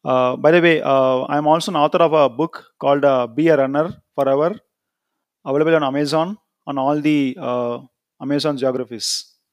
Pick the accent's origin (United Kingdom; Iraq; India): India; I am from India.